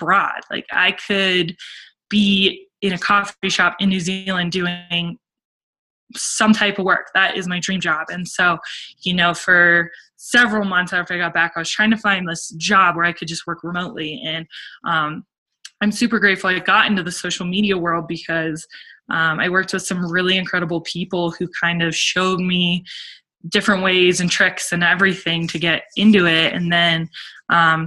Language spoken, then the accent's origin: English; Summit County, Colorado, United States; also born or lived in Italy; I grew up in Summit, and I loved growing up in Summit County.